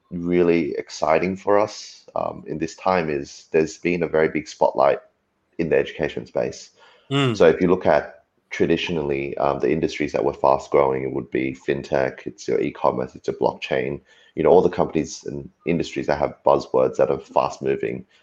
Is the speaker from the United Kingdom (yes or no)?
no; Australia; you kind of look across the waters in Australia where you know my hometown is